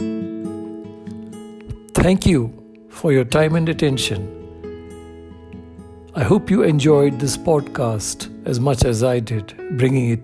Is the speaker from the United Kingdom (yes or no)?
no; Karnataka, India; my home state of Karnataka